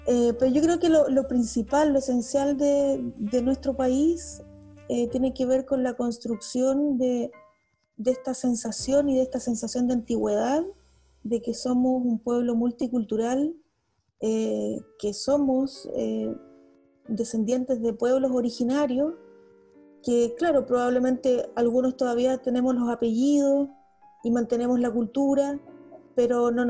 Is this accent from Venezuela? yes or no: no; Patagonia, Chile; yo soy de la Patagonia, entonces, claro, pasa, pasa eso, que cuando estás en zonas extremas